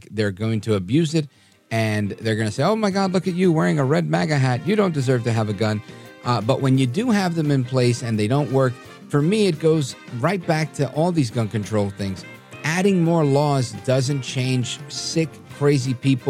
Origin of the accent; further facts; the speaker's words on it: New York City, New York, United States; now in New Jersey, United States; I was born in Brooklyn, New York. I live in Jersey now